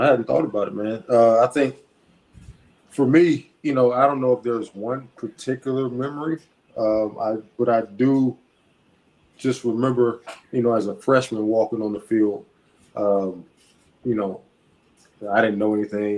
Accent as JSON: {"language": "English", "town": "Montgomery", "region": "Alabama", "country": "United States", "tie": "born or raised there", "moved": "yes", "said": "I'm from Montgomery. Alabama State is in Montgomery. I have a lot of people that I were teammates with and a lot of people that I played ball with and against my whole life"}